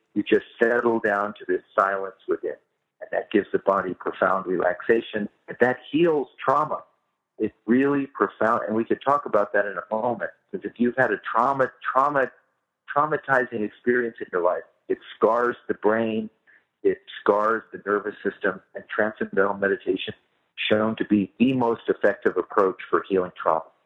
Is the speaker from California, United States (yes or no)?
yes; Bay Area, California, United States; I grew up in the Bay Area